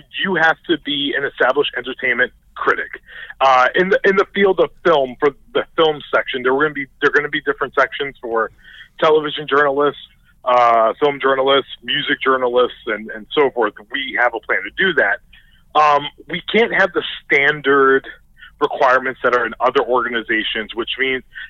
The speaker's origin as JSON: {"language": "English", "town": "New York City", "region": "New York", "country": "United States", "tie": "born or raised there", "also_born_or_lived": "New Jersey", "moved": "yes", "said": "I grew up in the Bronx in a predominantly black neighborhood"}